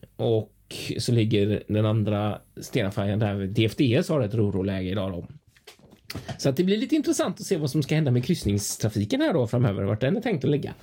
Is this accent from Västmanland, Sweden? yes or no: no; Gothenburg, Västra Götaland, Sweden; jag som göteborgare